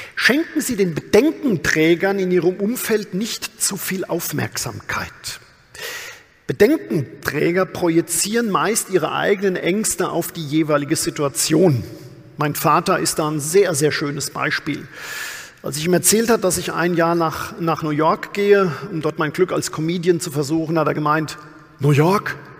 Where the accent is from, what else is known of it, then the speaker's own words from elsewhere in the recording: Odenwald, Germany; bei uns im Odenwald